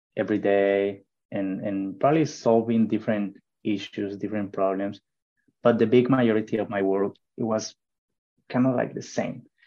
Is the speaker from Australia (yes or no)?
no; Mexico; English is a second language; moved away as an adult; now in United States; i decided first to to go out of mexico